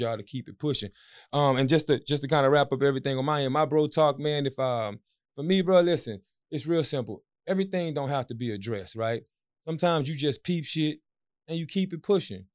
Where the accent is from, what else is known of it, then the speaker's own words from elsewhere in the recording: Marksville, Louisiana, United States; I'm from Marksville